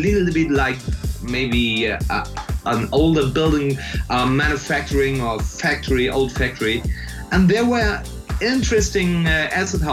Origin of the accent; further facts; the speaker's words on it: Stralsund, Mecklenburg-Vorpommern, Germany; English is a second language; I come from Stralsund